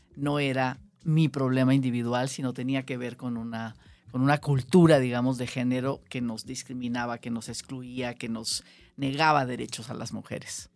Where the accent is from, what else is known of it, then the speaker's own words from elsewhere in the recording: Ciudad Obregón, Sonora, Mexico; now in Mexico City, Mexico; Yo soy sonorense, sonorense de Ciudad Obregón